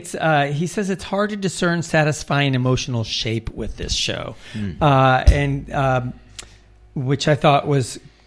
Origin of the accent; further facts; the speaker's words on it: New York, United States; as a New Yorker